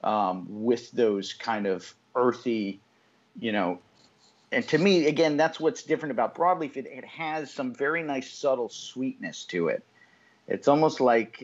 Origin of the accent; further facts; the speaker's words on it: Connecticut, United States; moved away as an adult; now in Nicaragua; I was 24 when I moved to Nicaragua, and being from Connecticut